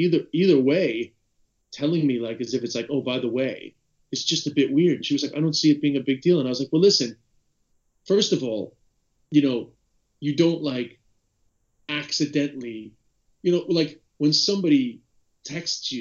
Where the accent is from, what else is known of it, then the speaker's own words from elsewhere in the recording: United States; me being American